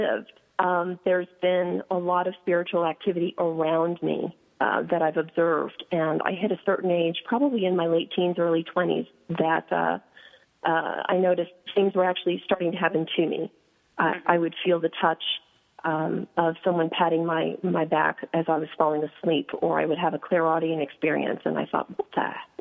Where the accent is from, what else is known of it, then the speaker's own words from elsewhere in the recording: New York City, New York, United States; I grew up in New York City on the Upper West Side